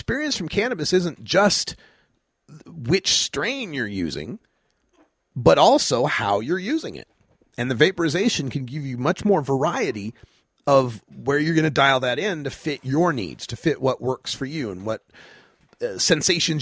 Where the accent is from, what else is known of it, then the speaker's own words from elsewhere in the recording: Idaho, United States; I'm from Idaho where we had two strains, got some and don't.